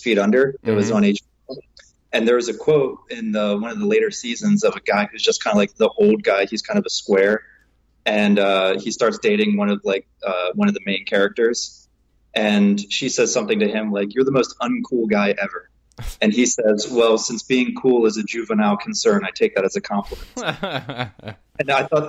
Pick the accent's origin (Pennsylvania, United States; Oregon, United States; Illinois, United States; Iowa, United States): Pennsylvania, United States; Gettysburg; moved away as an adult; also born or lived in Baltimore, Maryland / Pittsburgh, Pennsylvania; now in Seattle, United States; born in Baltimore, grew up outside of Gettysburg, Pennsylvania, and went to school in Pittsburgh and went to college in Pittsburgh and then did grad school out here in Seattle and decided to stay here